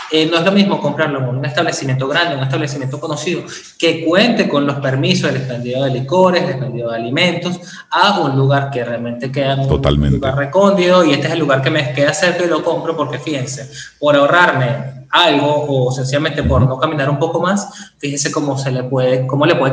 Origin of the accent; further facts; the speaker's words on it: Venezuela; yo creo que en ser países caribeños, yo soy venezolano